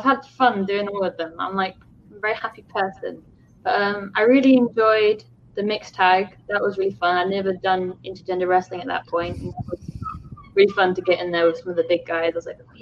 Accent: Plymouth, South West England, United Kingdom; I'm from like the southwest of the UK, so it's like I'm from Plymouth, which is like right at the bottom of the UK

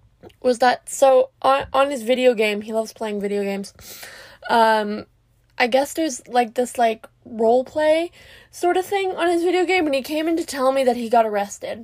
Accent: Canada; I'm from Canada

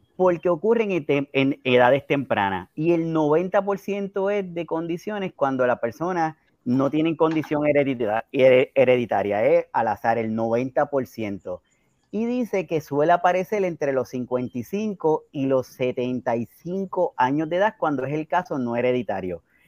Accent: Puerto Rico; hablando acá como boricua

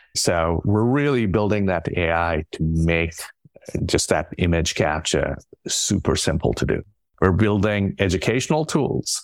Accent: India; moved away; I grew up in India.

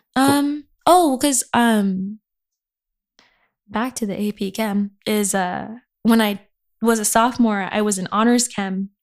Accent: Inland Empire, California, United States; I'm from the Inland Empire

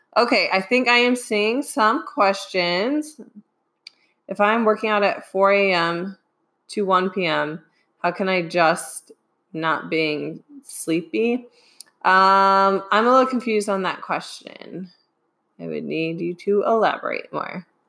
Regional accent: Midwest, United States; I'm from the Midwest, so soda

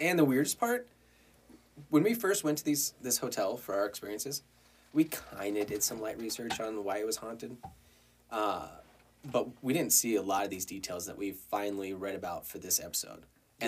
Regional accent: Colorado, United States; we, as in Colorado, are the rednecks

